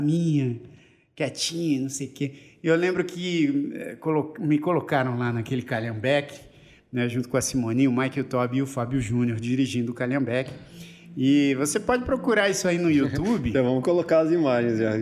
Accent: São Paulo, Brazil; eu nasci na Promatre da Avenida Paulista

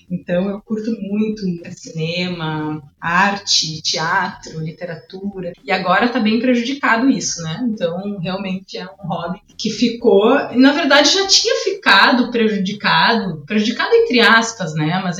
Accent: Porto Alegre, Rio Grande do Sul, Brazil; also born or lived in Ribeirão Preto; Eu nasci lá, mas com dois anos e meio já vim para Porto Alegre e aqui me criei, né? Cresci aqui, já morei em vários lugares, mas aqui é minha cidade, né? Minha casa. Sou gaúcha mesmo. Eu voltei de Ribeirão falando porta.

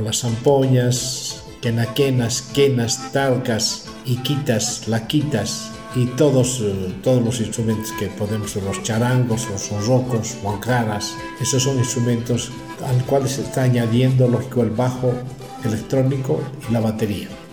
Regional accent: Capinota, Cochabamba, Bolivia; hemos nacido en Bolivia, que es una, la, segunda, la, la segunda en importancia, y tercero somos de Cochabamba, que es el centro de Bolivia. Y hemos nacido la mayoría en, un poblado mucho más pequeñito de 200 almas, digo de 2.000 almas, llamado Capinota

